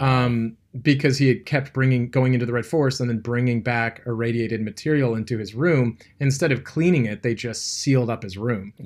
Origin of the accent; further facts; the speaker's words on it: California, United States; I grew up in California